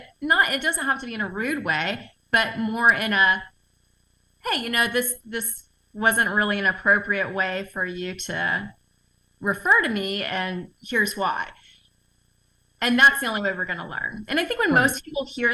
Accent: the South, United States; I'm from the South, so I'm used to that environment where people are very cordial and touchy and feely

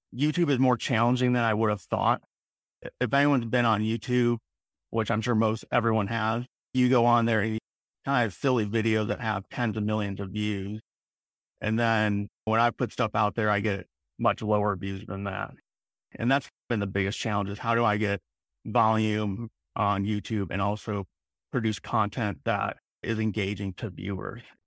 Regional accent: Illinois outside Chicago, United States; moved away; I grew up in, in Illinois outside Chicago in a small town

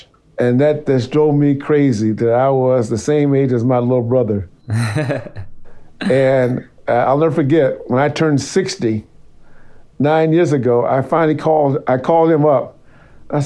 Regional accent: East Chicago, Indiana, United States; moved away as an adult; also born or lived in Nevada; I was born and raised in East Chicago, Indiana

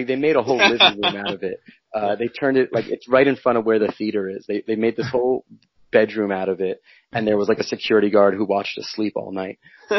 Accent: Westchester, New York, United States; I'm from New York. I'm from Westchester. I'm 39 now, so I was born in 1980.

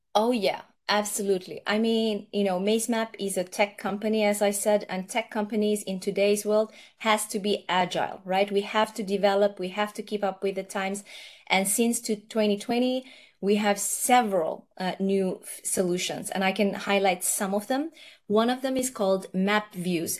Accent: Fiji; also born or lived in Nepal; now in Norway; I was born in Nepal. Uh, both my parents are Nepalese, and then I've gone and uh, my par- parents went to uh, Fiji uh, from Nepal when I was quite young. So I've grown up in Fiji

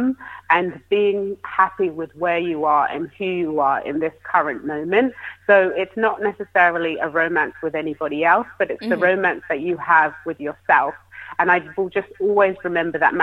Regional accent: United Kingdom; as a Brit

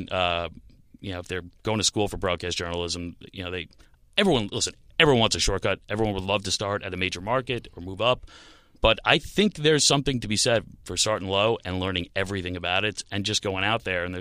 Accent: New York, United States; I'm from New York

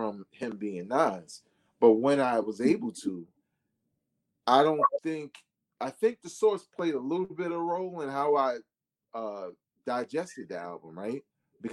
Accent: New York City, New York, United States; also born or lived in Queensbridge; I was from Brooklyn

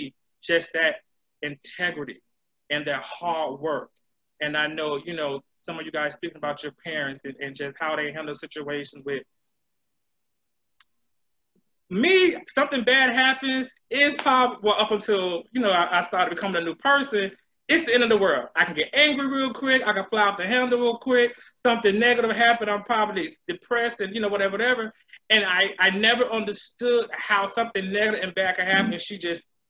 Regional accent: Brevard County, Florida, United States; growing up in Brevard County, what, about 10 minutes from Jokera

